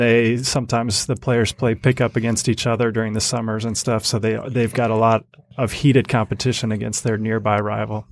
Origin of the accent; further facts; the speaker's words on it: Grand Rapids, Michigan, United States; also born or lived in Chapel Hill, North Carolina; I moved to Grand Rapids, Michigan